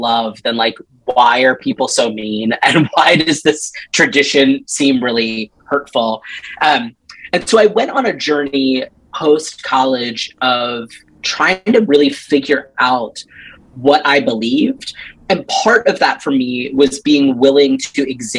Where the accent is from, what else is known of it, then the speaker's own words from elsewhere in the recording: Upper Black Eddy, Pennsylvania, United States; I grew up in rural Pennsylvania.